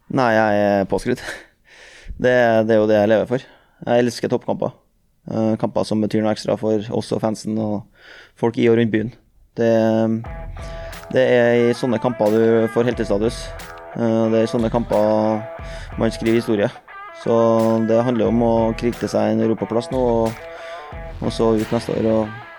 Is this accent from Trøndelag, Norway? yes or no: yes; Trøndelag, Norway; jeg er trønder